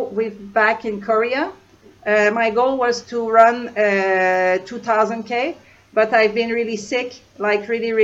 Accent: Canada; moved away; I'm from Canada

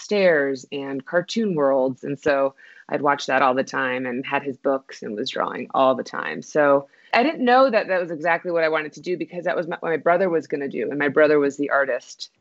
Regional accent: Austin, Texas, United States; now in Albuquerque, United States; I'm originally from Austin, Texas

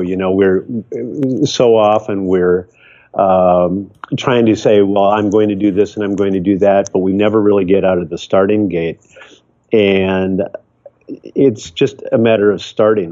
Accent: Michigan, United States; now in Seattle, United States; growing up in Michigan

